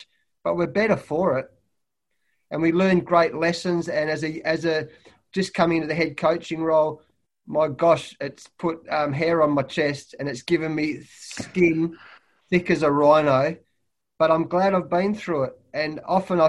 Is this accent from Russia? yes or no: no; Australia; being an Aussie bloke, an Aussie coach